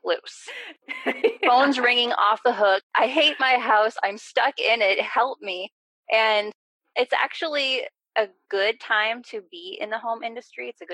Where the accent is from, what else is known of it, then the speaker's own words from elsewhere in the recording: Wisconsin, United States; I'm from Wisconsin